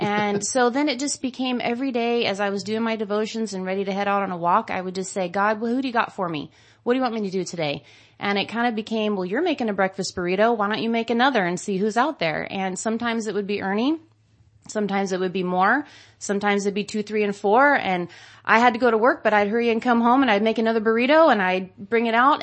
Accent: Modesto, California, United States; I grew up, born and raised in Modesto and, um, actually out in the country

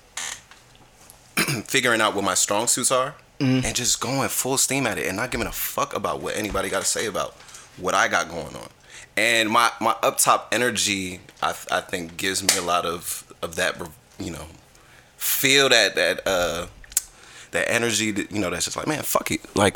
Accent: New Jersey, United States; now in Atlanta, United States; I'm originally from New Jersey

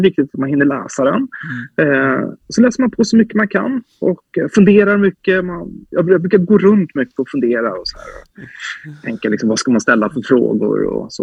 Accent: Sweden; moved away; also born or lived in Visby, Gotland / Norrköping, Östergötland; Så jag är ju uppvuxen i Visby och i Norrköping

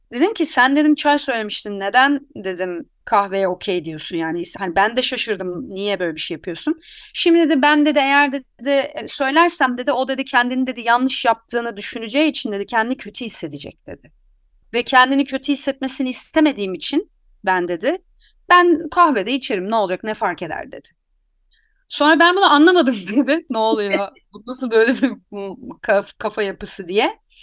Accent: Anatolia, Turkey; ben Anadolu'da doğdum yani. Anadolu'da büyüdüm. Buralıyım

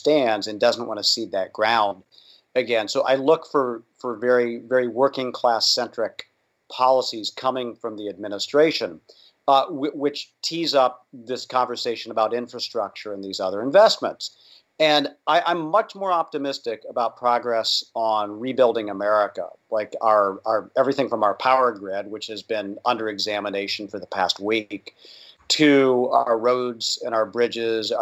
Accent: Indiana, United States; my home state of Indiana

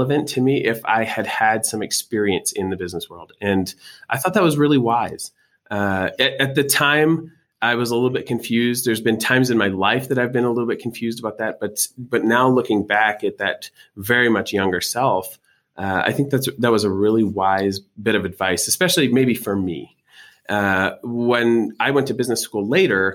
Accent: Canada; accent: Canadian; moved away as an adult; now in Utah, United States; I'm Canadian by birth

